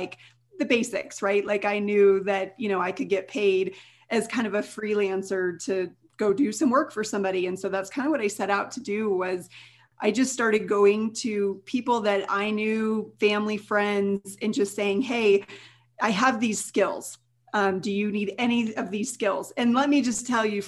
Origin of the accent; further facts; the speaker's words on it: Colorado, United States; also born or lived in Denver, Colorado; I'm from Colorado